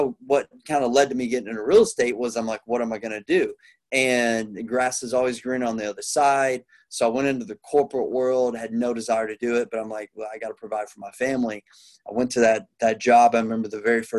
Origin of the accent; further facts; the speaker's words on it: Plano, Texas, United States; now in Houston, United States; I grew up around Plano, but I'm down in Houston, Texas